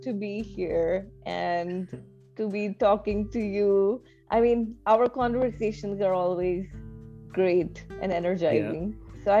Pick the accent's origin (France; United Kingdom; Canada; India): India; Delhi; also born or lived in Phoenix, Arizona, United States / Mathura, India; Delhi, which is where I am. Delhi is my hometown.